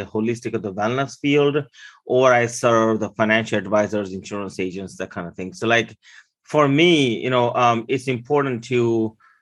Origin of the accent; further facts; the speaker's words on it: Maryland, United States; English is a second language; also born or lived in India; I originally came here from India in 1989 with $20 and no English. I grew up here in Maryland